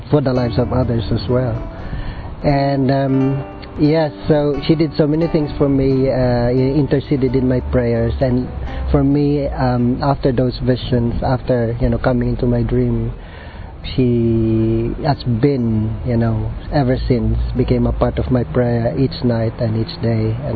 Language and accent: English; Philippines; moved away; I was born in the Philippines. Um, I'm a Jesuit scholastic. Uh, I belong to the British province.